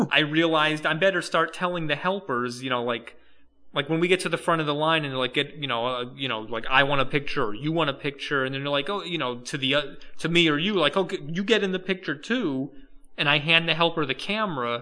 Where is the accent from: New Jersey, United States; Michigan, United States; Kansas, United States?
New Jersey, United States; Belleville; we're from Belleville